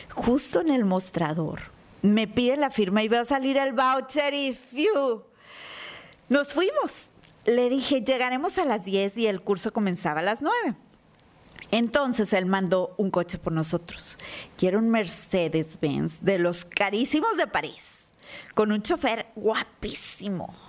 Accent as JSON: {"language": "Spanish", "town": "Monterrey", "region": "Nuevo León", "country": "Mexico", "said": "como buena regia"}